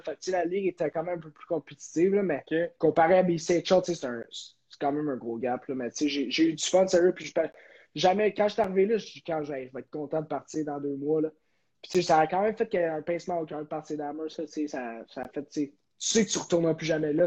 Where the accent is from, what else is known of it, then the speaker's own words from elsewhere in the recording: Terrebonne, Quebec, Canada; moved away; also born or lived in Kelowna / Amherst / Northwood School, United States; chez moi à Terrebonne.